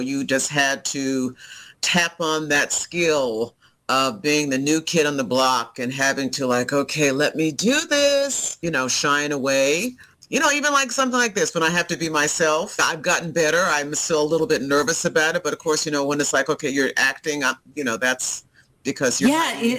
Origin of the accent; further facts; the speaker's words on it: Alabama, United States; also born or lived in Texas / Taiwan / Florida / Japan; I'm from Alabama. Both my parents are from Montgomery, Alabama.